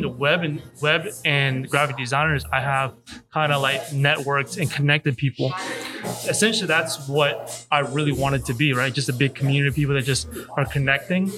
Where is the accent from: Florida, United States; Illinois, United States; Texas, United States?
Florida, United States; Hollywood; now in Orlando, United States; I was raised in South Florida